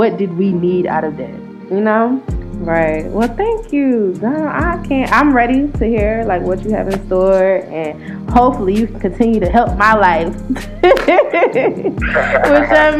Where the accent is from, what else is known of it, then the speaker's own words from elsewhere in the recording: North Carolina, United States; moved away as an adult; I'm from North Carolina, and I just moved down here